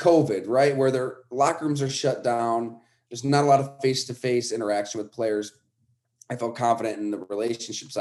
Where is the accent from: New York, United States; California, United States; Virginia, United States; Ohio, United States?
New York, United States; Western; I grew up in Western New York, so I'm reading the Olean Times Herald